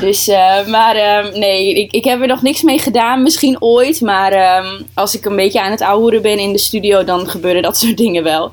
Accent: Groningen, Netherlands; Ik kom uit Groningen.

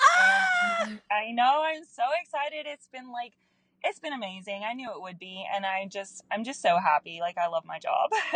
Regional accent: Anderson, South Carolina, United States; So I am from a small town in Anderson, South Carolina. So I'm a Southern girl.

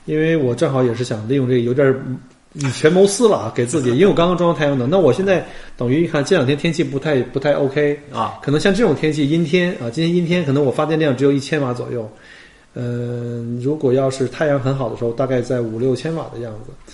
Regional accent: China; now in Australia; 所以我们中国人叫薄利多销

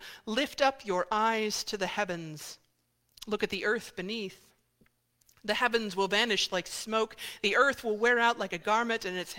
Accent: Indiana, United States; moved away; I'm originally from Indiana, which means part of my state-mandated education growing up was watching the film Hoosiers.

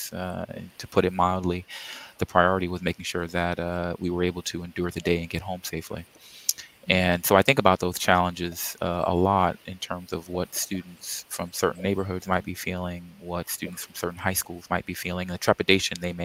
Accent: New York City, New York, United States; moved away as an adult; also born or lived in Arizona; now in South Florida, United States; I grew up in Queens, New York, and went there

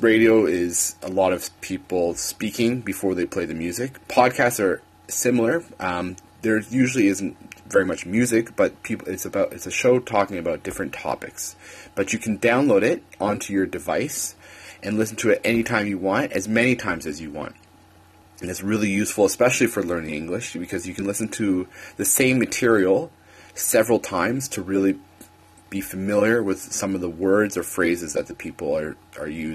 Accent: Canada; moved away; I am a Canadian

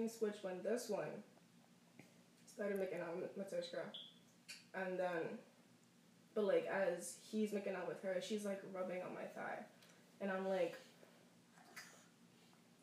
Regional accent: New York, United States; I'm from New York

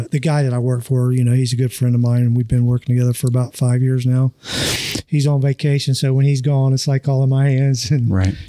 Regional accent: Hamilton, Ohio, United States; I'm originally from Hamilton. Okay. My parents are from Hamilton and went to Fairfield, you know, but I lived in Fairfield Township, still called basically Hamilton, you know, the zip code and whatnot. But grew up there pretty much my entire life, and just happened to move out here.

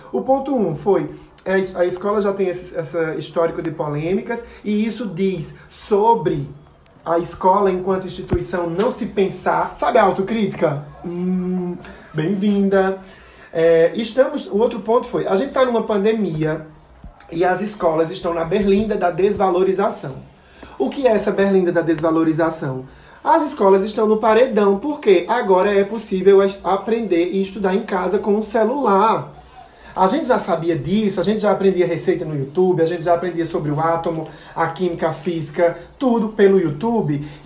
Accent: Brazil

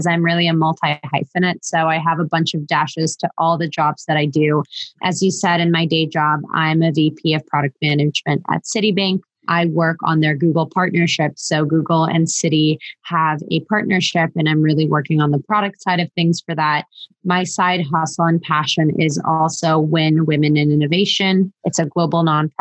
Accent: Israel; moved away as an adult; also born or lived in Moscow, Russia; now in New York City, United States; But I'm originally from Moscow. My parents are Russian, but I was born and raised in Israel, went to the army, served in the intelligence, and then moved to New York City

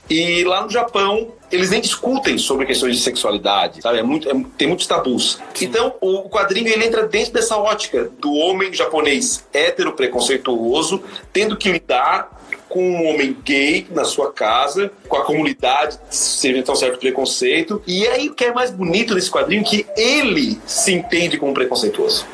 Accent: Santa Catarina, Brazil; eu sou de Santa Catarina

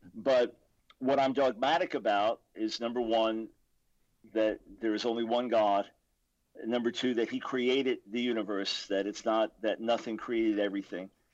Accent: Long Island, New York, United States; I was born in New York City, 1955. My dad became the senior lawyer in the New York Supreme Court. Then we moved to Long Island when I was about seven. So I was raised in a conservative Jewish home

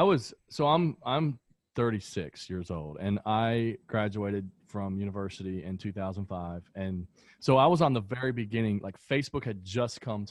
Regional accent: American South, rural Kentucky, United States; that's the sort of environment that I grew up in, right? Like in rural areas in the Kentucky in the American South

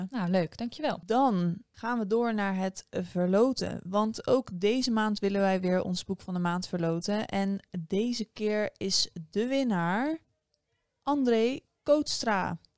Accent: Delft, South Holland, Netherlands; als Delftenaar

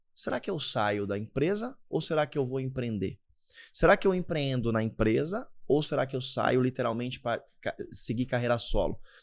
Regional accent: Caraguatatuba, São Paulo, Brazil; born or raised there

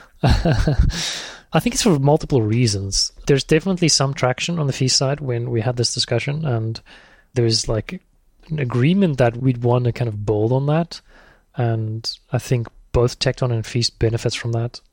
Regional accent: South Africa; moved away as an adult; also born or lived in Thailand; I'm South African

